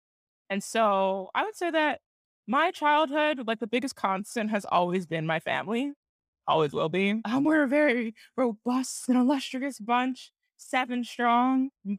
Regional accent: Cincinnati, Ohio, United States; born there; also born or lived in Geneva, Switzerland; So I was born in, I was born in Cincinnati, and my sister Kendra was born in Cincinnati.

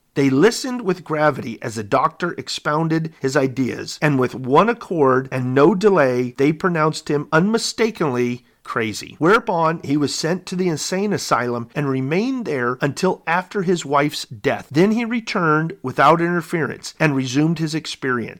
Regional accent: Southwest, United States; I was born in the Southwest

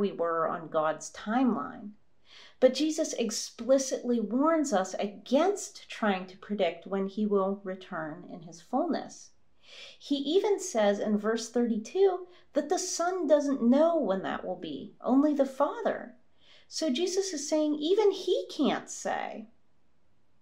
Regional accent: United States; moved away; my home country of the United States

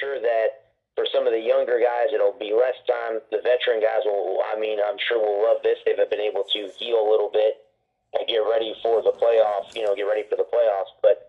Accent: Tampa Bay area, Florida, United States; I'm from the Tampa Bay area

